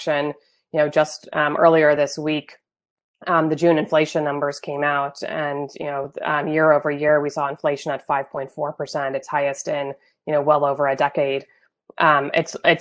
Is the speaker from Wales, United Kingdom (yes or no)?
yes; born in Wales, United Kingdom; moved away as an adult; now in United States; I grew up in the UK, I was born in Wales.